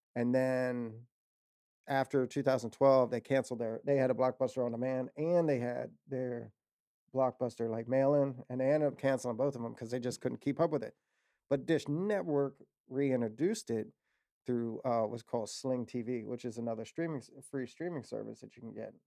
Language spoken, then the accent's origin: English; Waldorf, Maryland, United States; I'm from Waldorf